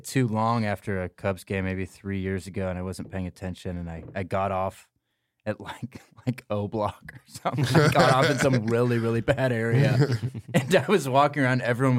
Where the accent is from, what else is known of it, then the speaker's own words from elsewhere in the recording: Georgia, United States; also born or lived in Bloomington, Illinois; I was born in Bloomington, Illinois. Okay. But I grew up in Georgia, but yeah, my whole family's from there.